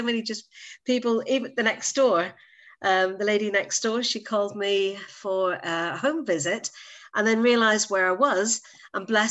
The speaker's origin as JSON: {"language": "English", "region": "Northern Ireland", "country": "United Kingdom", "tie": "born or raised there", "also_born_or_lived": "Manchester / Jersey", "moved": "as an adult", "lives_now": "Guernsey", "said": "Many, many years ago in the little land of Northern Ireland. No, I'm Irish by birth."}